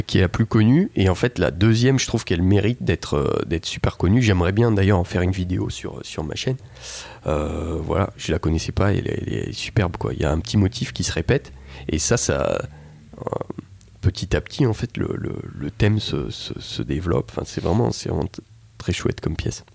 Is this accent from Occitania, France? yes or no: yes; Toulouse, Occitania, France; je suis toulousain